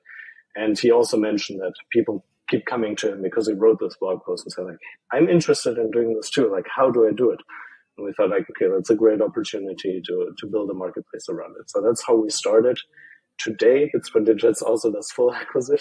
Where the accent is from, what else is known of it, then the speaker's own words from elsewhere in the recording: Germany; moved away as an adult; also born or lived in Ireland; I'm from Germany